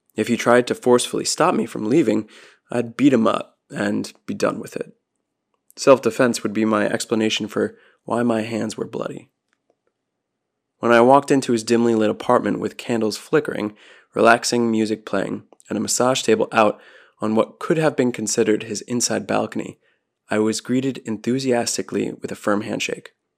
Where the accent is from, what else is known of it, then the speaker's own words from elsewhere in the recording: New Jersey, United States; moved away as an adult; also born or lived in Florida; my New Jersey license plates